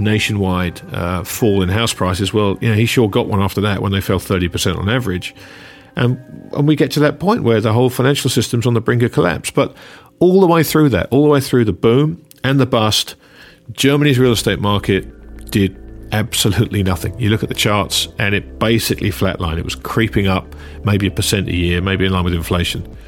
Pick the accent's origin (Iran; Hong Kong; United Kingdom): United Kingdom; England; As an Englishman